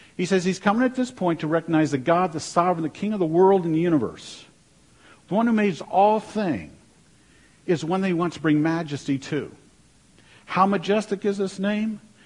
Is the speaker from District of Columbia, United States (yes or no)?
yes; Washington, District of Columbia, United States; moved away; also born or lived in North Dakota; growing up in Washington, D.C.